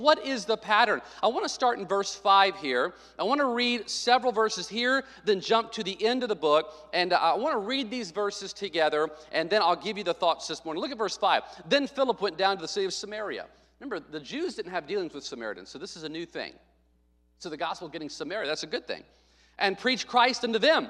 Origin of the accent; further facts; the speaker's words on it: Arkansas, United States; moved away; When I was a kid growing up in Arkansas